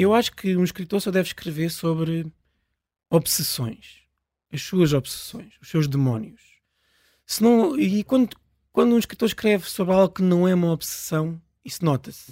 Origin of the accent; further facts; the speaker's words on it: Pirescoxe, near Lisbon, Portugal; a 20 metros da minha casa onde eu nasci